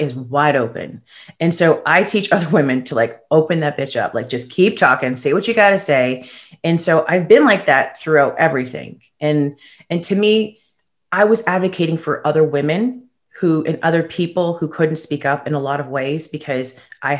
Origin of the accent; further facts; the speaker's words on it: Chicago, Illinois, United States; also born or lived in Toronto, Canada; I'm from Chicago. I was originally born in Toronto